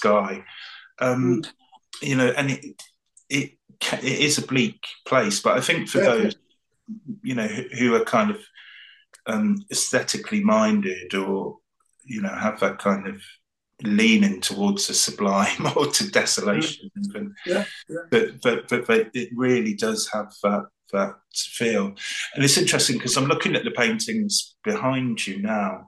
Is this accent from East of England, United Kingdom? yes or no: yes; the Fens, East of England, United Kingdom; moved away as an adult; also born or lived in Devon / Cornwall / London; I grew up in the Fens as well